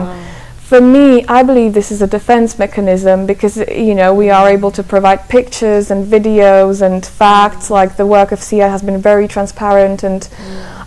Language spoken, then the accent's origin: English; Slovakia; I'm originally from Slovakia, and I, I mostly write in English